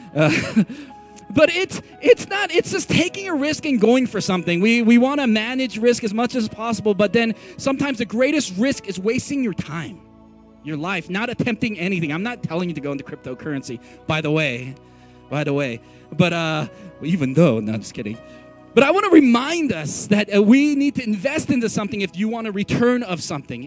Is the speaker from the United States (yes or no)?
yes; San Francisco, California, United States; also born or lived in Texas; now in Colorado, United States; I grew up in San Francisco, California